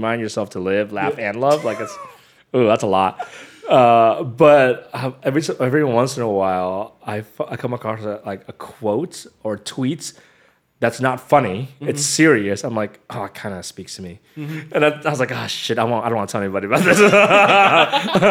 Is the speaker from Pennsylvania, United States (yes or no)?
no; San Jose, California, United States; moved away as an adult; also born or lived in San Diego; now in Los Angeles, United States; I grew up in San Jose, which is, like, a very, people say diverse